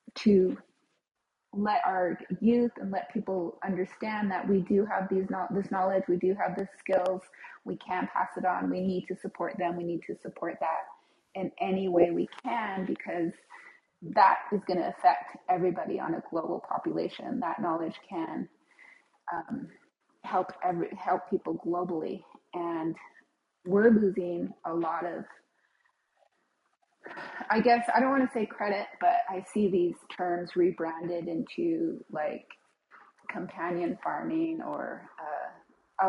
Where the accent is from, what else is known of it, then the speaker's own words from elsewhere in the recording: United States; I am a member of the Navajo Nation. I grew up there, have lived on and off, currently have dual residency there